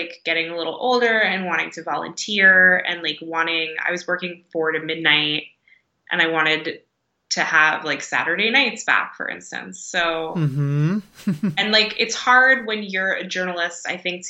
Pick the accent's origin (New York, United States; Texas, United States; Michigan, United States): New York, United States; New York City; now in North Adams, United States; And I'm from New York. I was born in Manhattan